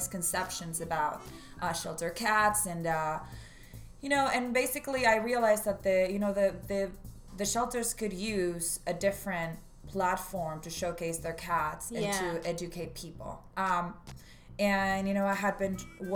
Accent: Buenos Aires, Argentina; moved away as an adult; now in Santa Barbara, United States; I am from Argentina, mm-hmm. Buenos Aires specifically, and I was raised there until I was 21

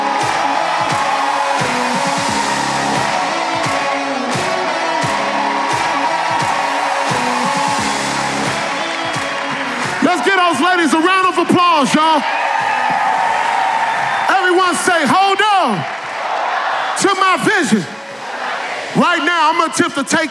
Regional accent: Northern California, United States; I grew up in Northern California in a small city

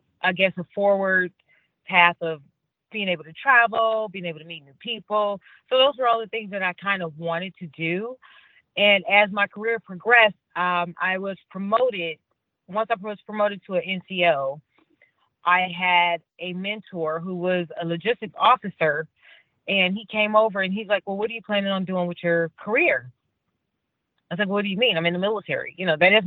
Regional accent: Cleveland, Ohio, United States; moved away as an adult; I'm originally from Cleveland, Ohio, grew up very, very much a Cavs Browns Indians fan

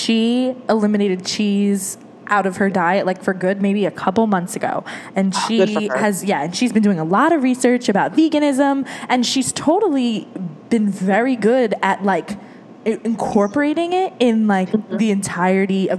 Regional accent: New Jersey, United States; I'm from New Jersey.

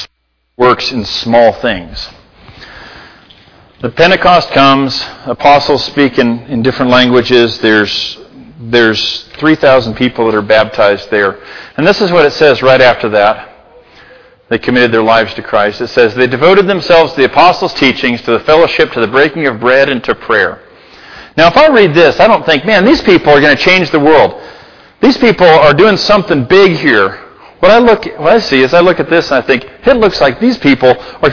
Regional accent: Libby, Montana, United States; now in Gallatin Valley, United States; I'm from Libby

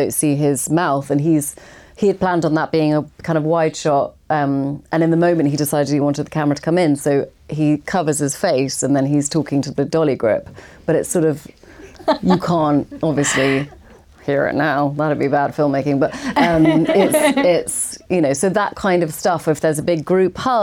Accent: England, United Kingdom; as an English kind of, you know, non, didn't get into drama school actor

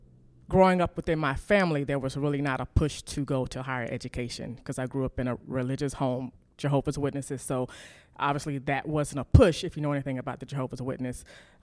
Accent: Winona, Mississippi, United States; In a small town called Winona. So very few people have heard of it, but you've probably heard of the capital, Jackson, Mississippi. So about less than 2 hours from Jackson.

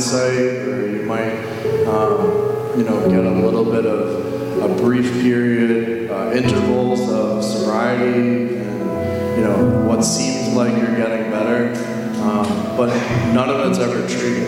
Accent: Northborough, Massachusetts, United States; I'm from Northborough, Massachusetts

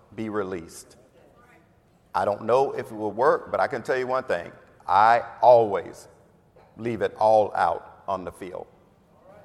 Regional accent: Florida, United States; I'm from Florida. Oh God, I'm from Florida.

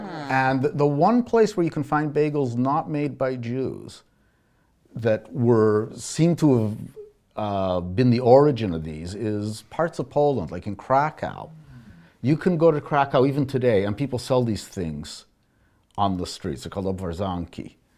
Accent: Alberta, Canada; I grew up in Alberta.

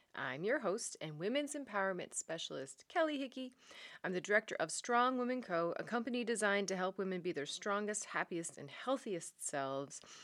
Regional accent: Newfoundland and Labrador, Canada; now in Netherlands; I am a Newfoundlander and Canadian coming to you from a city south of Amsterdam in the Netherlands.

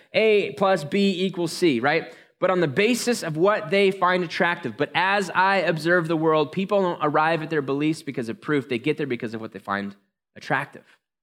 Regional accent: United States; We're American

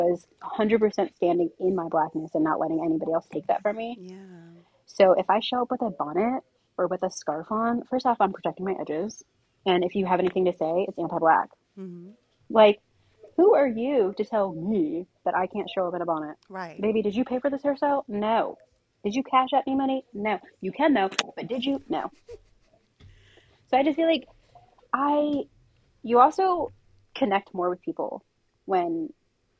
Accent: Princeton, New Jersey, United States; I grew up right next to Princeton University. I grew up in Princeton. I am a Princeton kid through and through.

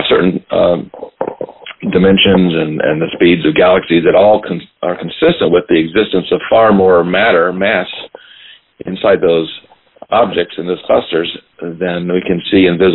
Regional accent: Baton Rouge, Louisiana, United States; moved away; I am from Louisiana, and I'm actually from Baton Rouge

